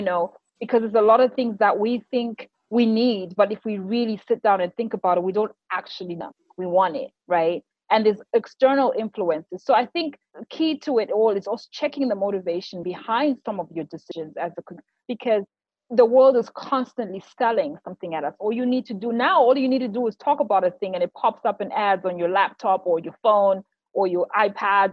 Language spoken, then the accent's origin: English; Harare, Zimbabwe; moved away as an adult; also born or lived in United States / United Arab Emirates; now in Dubai, United Arab Emirates; Born and raised in Zimbabwe, so I'm a Harare girl all the way.